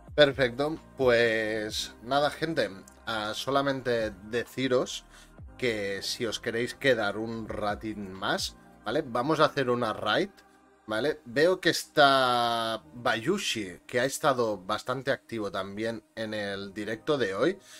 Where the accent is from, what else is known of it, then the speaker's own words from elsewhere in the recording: Catalonia, Spain; yo soy catalán